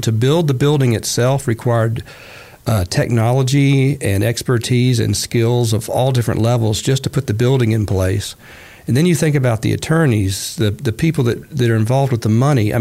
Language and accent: English; Marietta, Georgia, United States; also born or lived in Atlanta, Georgia; I've grown up in Cobb County. Now, I will disclose that I was born in Atlanta. In fact, until the middle of fourth grade, I lived on the hill where the Carter Presidential Library is now.